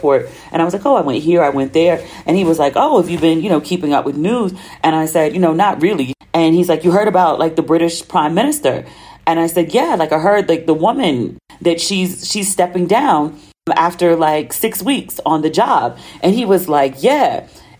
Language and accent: English; United States; accent: American; my American accent.